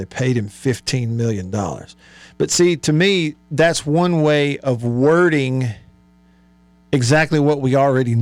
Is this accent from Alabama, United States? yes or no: yes; Prattville, Alabama, United States; now in Tupelo, United States; He's also in Prattville, my hometown over in Alabama.